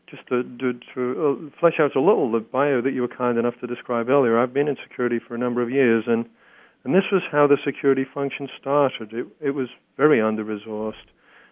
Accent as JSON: {"language": "English", "region": "Texas", "country": "United States", "said": "As I've told you, I'm from Texas originally, but not true."}